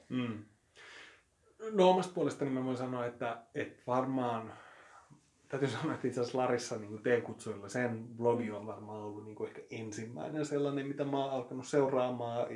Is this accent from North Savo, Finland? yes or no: no; Espoo, Uusimaa, Finland; kotipuolessa se on jäänyt huomattavasti vähemmälle, mm, ei se koskaan ollut mitenkään silleen saalevaa tai peittelevää, mutta jotenkin hyvin sellaista niin kuin espoolaista keskiluokkaista niin kuin puhumattomuuden kulttuuria